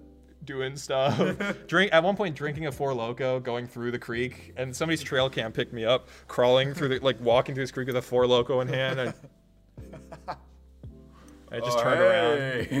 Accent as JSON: {"language": "English", "region": "Minnesota", "country": "United States", "moved": "as an adult", "lives_now": "Wisconsin, United States", "said": "I'm from Minnesota."}